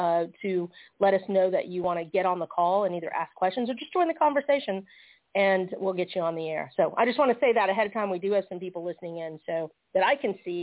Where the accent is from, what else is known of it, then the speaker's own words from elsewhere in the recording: Georgia, United States; we're from Georgia